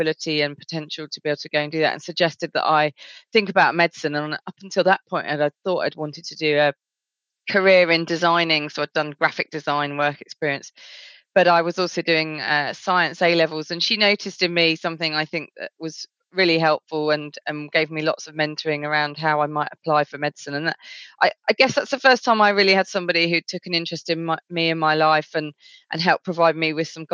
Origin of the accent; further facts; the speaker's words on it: Essex, East of England, United Kingdom; I grew up in a fairly, I guess, white area of Essex